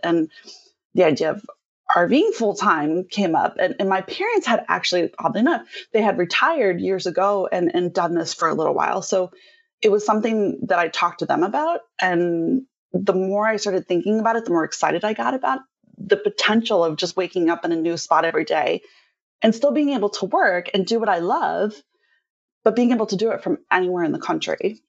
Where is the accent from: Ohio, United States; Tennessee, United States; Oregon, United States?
Ohio, United States; Cincinnati; moved away as an adult; also born or lived in Portland; now in Maui, United States; we're actually from the Midwest, so Cincinnati, Ohio area is where we're originally from